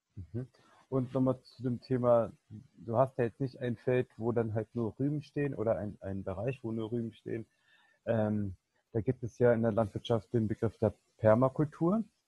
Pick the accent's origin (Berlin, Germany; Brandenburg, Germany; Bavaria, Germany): Berlin, Germany; ich komme ja hier aus Berlin